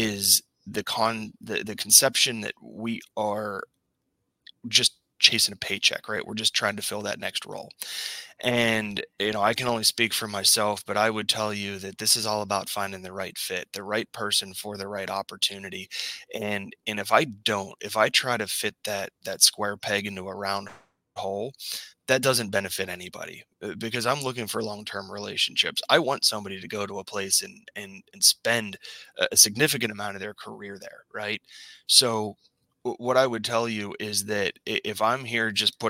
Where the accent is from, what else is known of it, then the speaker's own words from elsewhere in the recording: Pittsburgh, Pennsylvania, United States; I grew up in the Pittsburgh area